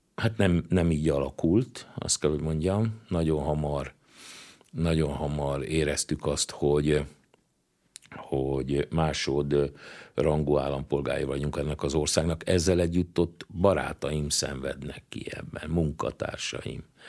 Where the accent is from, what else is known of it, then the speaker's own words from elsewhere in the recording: Transcarpathia, Zakarpattia Oblast, Ukraine; now in Hungary; leginkább kárpátaljaiként, ö, ö, élem meg nehezen, mert lassan megszűnik a kárpátaljai magyarság